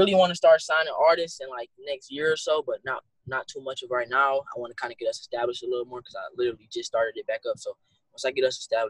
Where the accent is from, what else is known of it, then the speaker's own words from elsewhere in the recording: Detroit, Michigan, United States; From Detroit, Michigan.